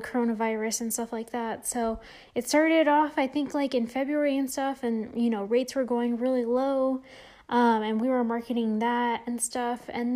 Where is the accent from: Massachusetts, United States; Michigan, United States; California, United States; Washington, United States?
California, United States; San Jose; moved away as an adult; now in Las Vegas, United States; I'm originally from the Bay Area, from San Jose, California.